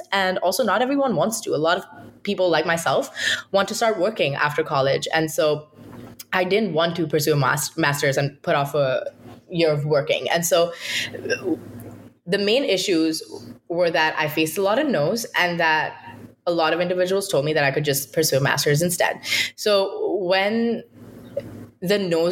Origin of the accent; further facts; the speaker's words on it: India; moved away as an adult; now in United States; I'm from India